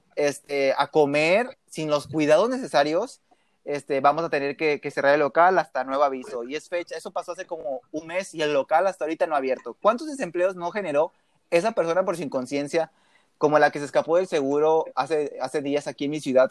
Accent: Matamoros, Tamaulipas, Mexico; ahí vivo yo, ahí es mi ciudad

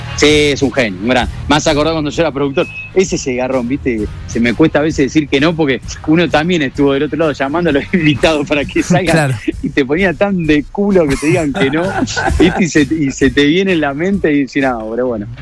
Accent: Rosario, Santa Fe, Argentina; accent: Rosarino; moved away; nosotros no las comemos las S, nosotros las aspiramos, los rosadinos

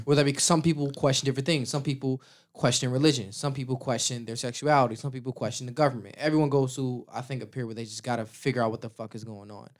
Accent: Chicago, Illinois, United States; growing up in Chicago

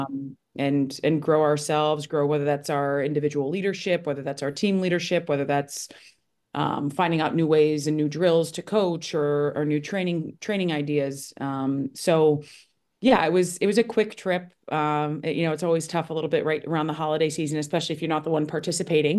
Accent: Toledo, Ohio, United States; moved away as an adult; now in Connecticut, United States; growing up in Ohio was, I loved it

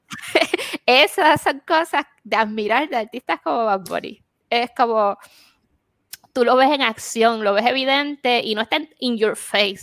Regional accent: Puerto Rico; now in Arizona, United States; nosotros siendo puertorriqueños, ¿no? Y siendo aquí en Estados Unidos

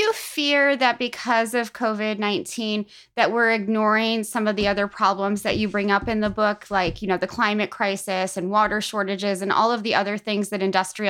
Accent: Defiance, Missouri, United States; I'm from Defiance, Missouri, which is about a county over from where Monsanto's headquarters used to be.

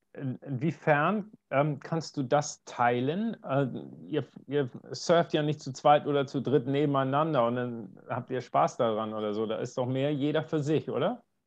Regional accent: Northern Germany, Germany; ich komme ja aus Norddeutschland

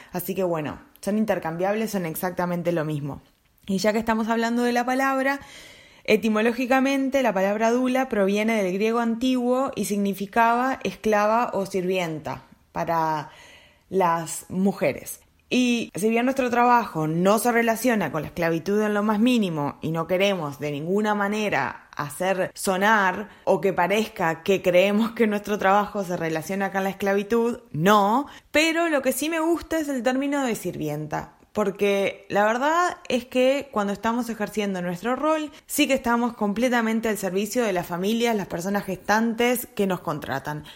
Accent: Montevideo, Uruguay; moved away as an adult; also born or lived in New Zealand; now in Glasgow, United Kingdom; soy uruguaya de Montevideo y actualmente vivo en la ciudad de Glasgow, en Escocia

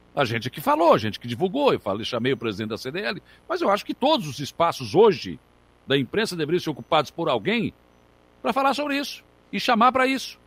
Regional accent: Rio Grande, Rio Grande do Sul, Brazil; Eu sou de Rio Grande do Rio Grande do Sul

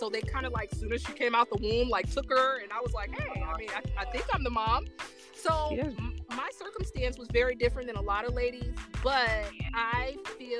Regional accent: Fort Wayne, Indiana, United States; growing up in Fort Wayne, Indiana

